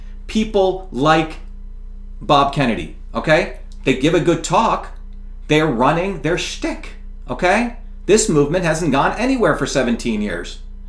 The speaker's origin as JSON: {"language": "English", "country": "India", "moved": "yes", "lives_now": "United States", "said": "I came from India, as I mentioned to you, what a caste system. We were considered untouchable."}